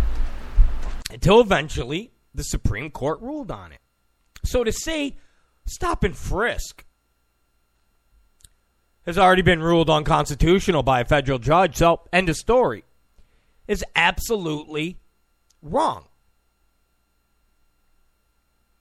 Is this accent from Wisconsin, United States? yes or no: no; Rochester, New York, United States; also born or lived in Penfield, New York; I'm from Rochester, New York. I lived in Penfield